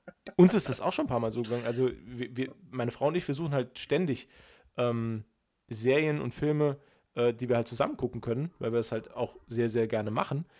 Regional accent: Saarland, Germany; als Saarländer

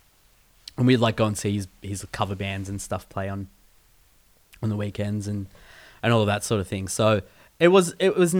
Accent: Keilor North, Victoria, Australia; I went to school in North Keilor

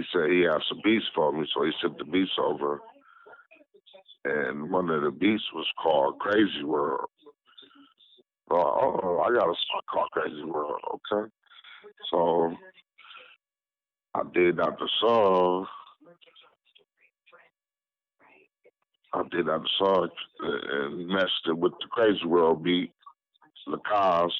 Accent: Lansing, Michigan, United States; also born or lived in Blytheville, Arkansas; I was born in Blytheville, Arkansas. But I was raised up here in Lansing, Michigan

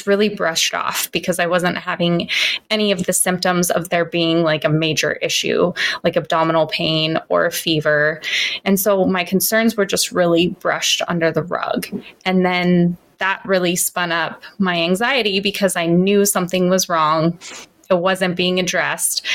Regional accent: Santa Cruz, California, United States; I grew up in Santa Cruz in California

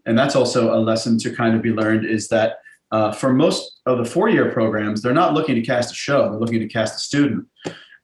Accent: Pittsburgh, Pennsylvania, United States; moved away as an adult; now in New York, United States; I grew up in Pittsburgh, so I auditioned at Point Park

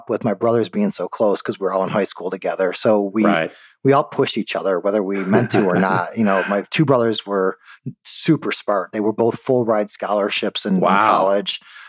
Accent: Detroit, Michigan, United States; We grew up in suburban Detroit.

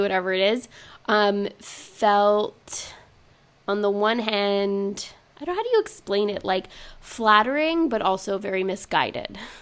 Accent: Montreal, Quebec, Canada; now in United States; growing up in Montreal

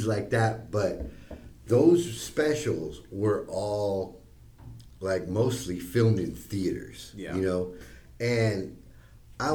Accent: Costa Rica; I was from Costa Rica

